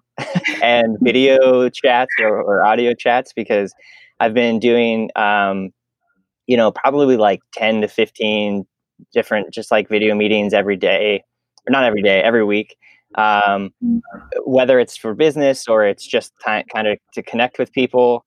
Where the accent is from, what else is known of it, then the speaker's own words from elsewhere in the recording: Pennsylvania, United States; now in Omaha, United States; I'm from Pennsylvania, which is a state on the other side of the country